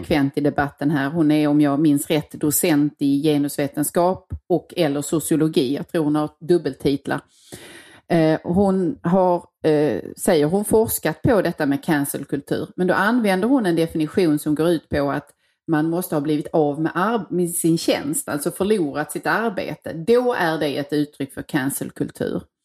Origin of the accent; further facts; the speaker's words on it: Tågarp, Skåne, Sweden; moved away; den lilla byn jag kommer ifrån, Tågarp